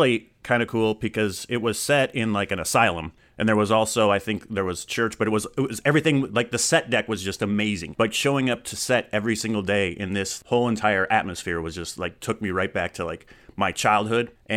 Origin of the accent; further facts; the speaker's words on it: Phoenix, Arizona, United States; also born or lived in Flagstaff, Arizona; I'm born and raised in Phoenix